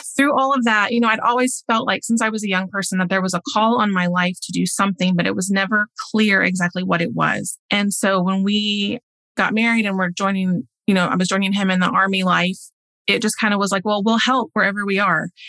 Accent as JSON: {"language": "English", "region": "Oklahoma", "country": "United States", "moved": "as an adult", "lives_now": "Denmark", "said": "I grew up in the church. I'm from Oklahoma, so kind of the center of the US"}